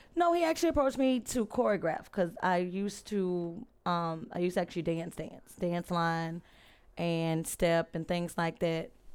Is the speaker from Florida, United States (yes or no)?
no; Alexandria, Louisiana, United States; also born or lived in England Air Force Base; Born in Alexandria.